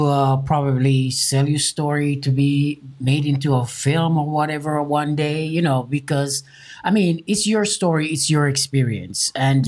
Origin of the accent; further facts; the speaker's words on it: Jamaica; now in United States; I'm from Jamaica, right? And the ghettos here, I can tell you right now, ghettos here are palaces and hotels.